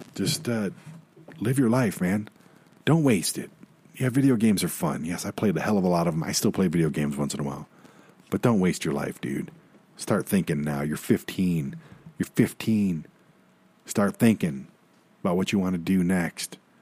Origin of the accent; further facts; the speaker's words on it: Detroit, Michigan, United States; I'm from Detroit